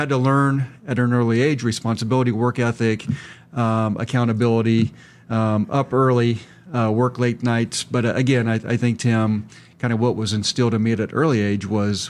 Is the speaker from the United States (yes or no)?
yes; Virginia, Nebraska, United States; I grew up in Virginia. They think of the state. But again, a small town.